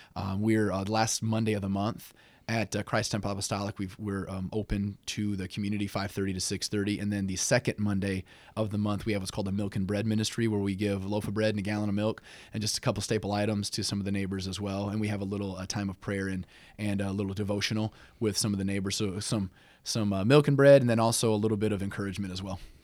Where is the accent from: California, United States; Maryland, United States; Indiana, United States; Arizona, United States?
Indiana, United States; South Bend; also born or lived in Camp Lejeune, North Carolina; pretty much raised all my life in South Bend. I w, grew up on the west side of South Bend